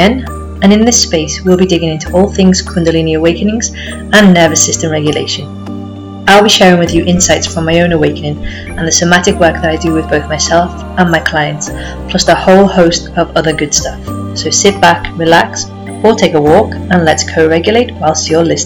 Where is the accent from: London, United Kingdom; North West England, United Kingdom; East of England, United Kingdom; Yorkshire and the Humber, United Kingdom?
North West England, United Kingdom; Liverpool; moved away as an adult; also born or lived in Sheffield / Leeds / Canterbury / Barcelona; I moved from Liverpool, where I'm originally from, to Sheffield.